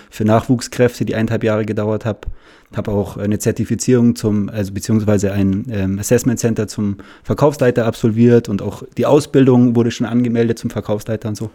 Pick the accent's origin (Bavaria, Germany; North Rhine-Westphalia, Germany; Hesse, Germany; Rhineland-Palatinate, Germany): Bavaria, Germany; Munich; bin aus München, habe immer meine Zeit hier verbracht